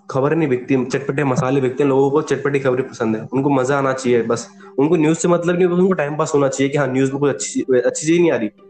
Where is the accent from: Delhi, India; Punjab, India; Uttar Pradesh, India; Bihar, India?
Uttar Pradesh, India; मैं खुद यूपी से हूँ मैं आपको ऑन ग्राउंड रेटिव बताता हूँ